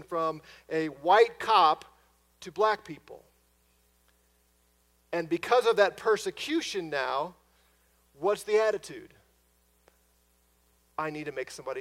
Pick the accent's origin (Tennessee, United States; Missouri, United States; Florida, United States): Missouri, United States; near Ferguson; moved away; from an area not too far from my hometown in Ferguson, Missouri.